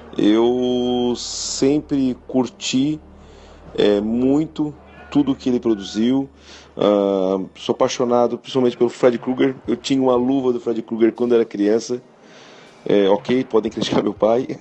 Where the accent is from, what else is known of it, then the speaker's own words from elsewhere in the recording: Florianópolis, Santa Catarina, Brazil; eu sou de Florianópolis, Santa Catarina